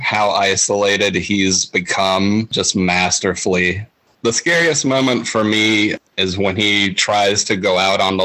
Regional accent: South Florida, United States; I grew up in South Florida, 10 minutes away from the beach

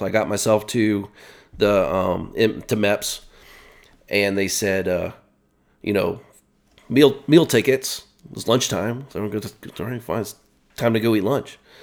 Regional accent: Worthington, Ohio, United States; moved away as an adult; also born or lived in Westerville, Ohio / Virginia; I was on the outskirts, northern Columbus, Worthington

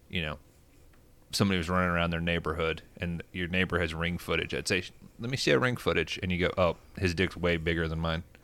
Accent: England, United Kingdom; Like, oh, I'm I'm from England. I know how these fuckers are.

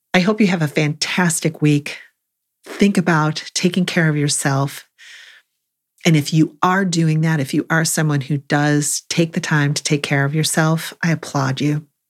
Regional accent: Buffalo, New York, United States; now in North Carolina, United States; I grew up in Buffalo

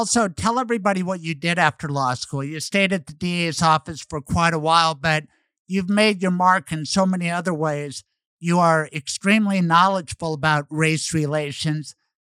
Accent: Denver, Colorado, United States; I grew up in Denver, and we went through desegregation at the schools, and I stayed put.

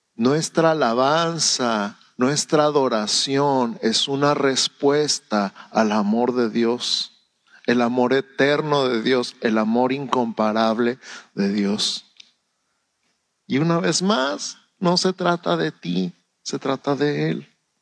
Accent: Mexico; Antes que ser mexicano, soy ciudadano del cielo. Soy embajador del cielo en México

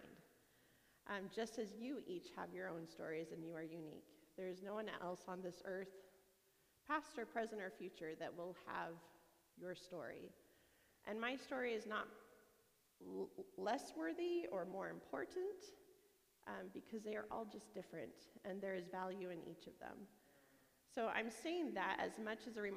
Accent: Yakima, Washington, United States; I grew up in Yakima.

